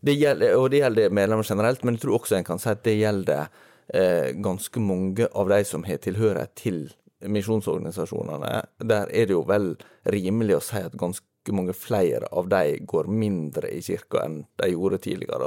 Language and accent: Norwegian; near Volda, Møre og Romsdal, Norway; moved away; ganske nær der jeg kommer fra.